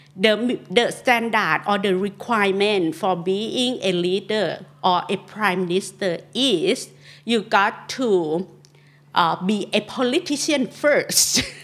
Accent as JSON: {"language": "English", "region": "Chiang Mai", "country": "Thailand", "first_language": "Northern Thai (Kham Mueang)", "second_language": "English", "said": "I'm from Chiang Mai, my native tongue is k ม m e ง and I try to speak Thai fluently"}